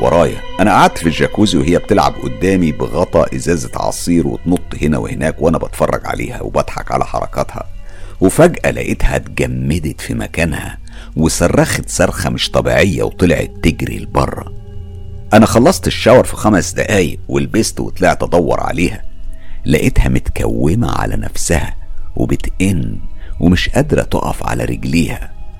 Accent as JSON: {"language": "Arabic", "country": "Egypt", "moved": "yes", "lives_now": "London, United Kingdom"}